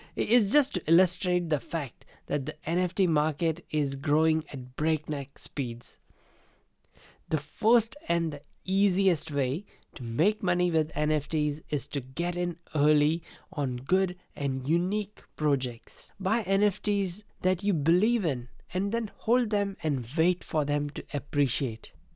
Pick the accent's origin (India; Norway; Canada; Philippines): India; Growing up in India